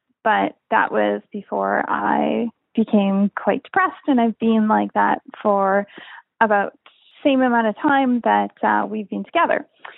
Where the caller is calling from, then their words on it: Canada; I'm calling from Canada.